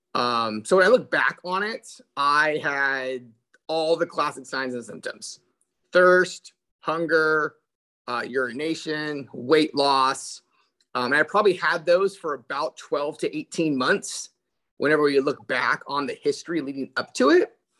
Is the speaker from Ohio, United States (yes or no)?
no; Central Valley, California, United States; born and raised in California